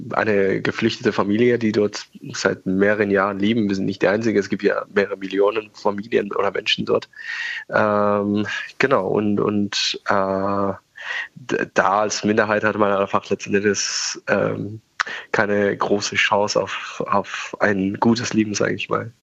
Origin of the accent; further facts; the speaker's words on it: Tehran, Tehran Province, Iran; German is a second language; also born or lived in Oberammergau, Germany; now in Germany; ich bin ja, wie gesagt, in Teheran groß geworden